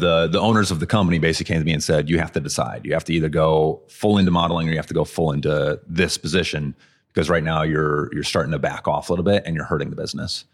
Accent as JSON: {"language": "English", "town": "Madison", "region": "Wisconsin", "country": "United States", "tie": "born or raised there", "said": "I am born and raised in Madison"}